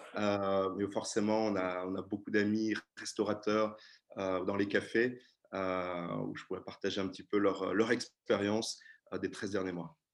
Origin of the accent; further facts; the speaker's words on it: Brittany, France; moved away as an adult; now in Brussels, Belgium; je suis aussi français, j'ai grandi en Bretagne